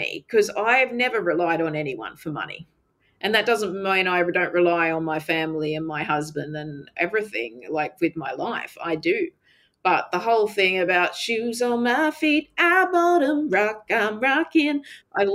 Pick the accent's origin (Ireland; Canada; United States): Canada; the little … growing up in Canada